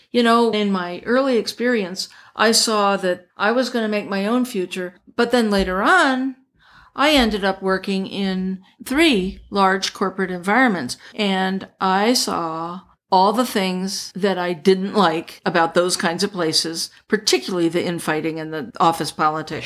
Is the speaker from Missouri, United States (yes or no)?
no; Pennsylvania, United States; now in Los Angeles, United States; bought a place in my hometown in Pennsylvania